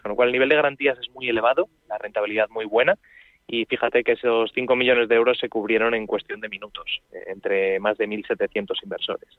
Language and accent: Spanish; Madrid, Community of Madrid, Spain; los que somos de aquí de Madrid